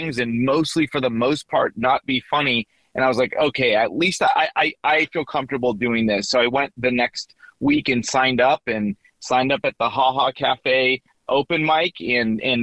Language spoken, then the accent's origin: English; Los Angeles, California, United States; Born and raised in Los Angeles, California